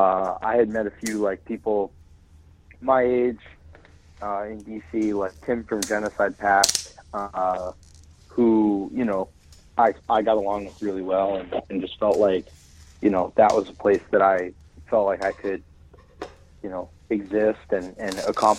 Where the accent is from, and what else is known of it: Cary, North Carolina, United States; born or raised there; moved away as an adult; also born or lived in Hartford, Connecticut / Washington, District of Columbia, United States / Pennsylvania